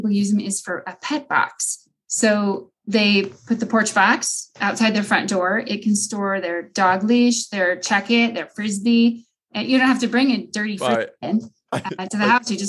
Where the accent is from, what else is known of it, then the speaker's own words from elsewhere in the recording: Iowa, United States; now in Longmont, United States; I grew up in Iowa